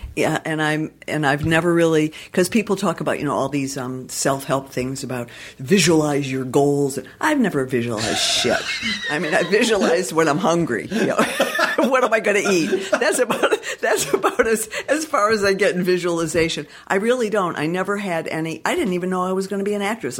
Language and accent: English; Detroit, Michigan, United States; now in Los Angeles, United States; I'm from Detroit originally